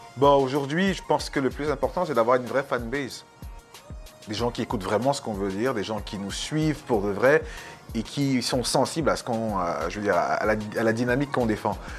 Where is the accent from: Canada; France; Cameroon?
Cameroon; Yaoundé, Centre; je suis né à Yaoundé